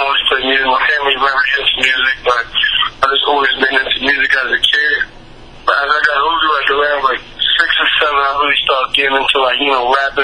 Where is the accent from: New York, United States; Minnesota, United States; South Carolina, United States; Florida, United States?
New York, United States; New York City; I'm from the Bronx, New York